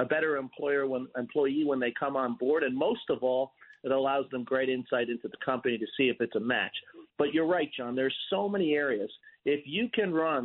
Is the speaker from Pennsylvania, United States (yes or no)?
no; New York, United States; as a New Yorker